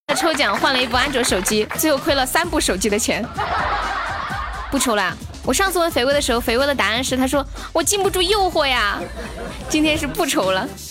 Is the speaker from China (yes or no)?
yes; Sichuan, China; moved away as an adult; also born or lived in Shenzhen / Xi'an; 我是四川的呀